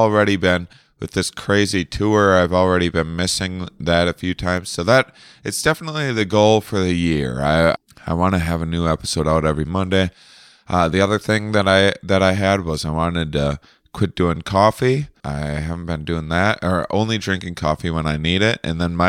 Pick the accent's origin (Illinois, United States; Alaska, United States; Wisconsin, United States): Wisconsin, United States; La Crosse; born or raised there